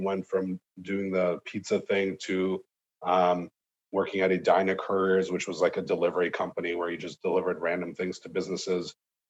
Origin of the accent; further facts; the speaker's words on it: Moscow, Russia; now in United States; But originally we're from Moscow, Russia.